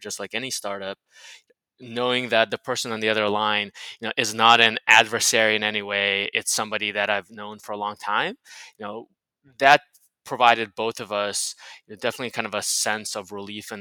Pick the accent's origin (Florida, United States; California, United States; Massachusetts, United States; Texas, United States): Florida, United States; Miami; moved away; also born or lived in San Francisco; He and I have known each other since middle school. So we grew up together in Miami